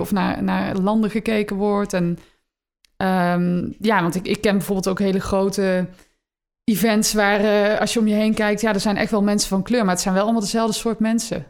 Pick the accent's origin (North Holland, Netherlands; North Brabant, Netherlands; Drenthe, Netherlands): North Brabant, Netherlands; Eindhoven; Eindhoven, dat is mijn geboortestad. Ehm, toen ik daar opgroeide in de jaren negentig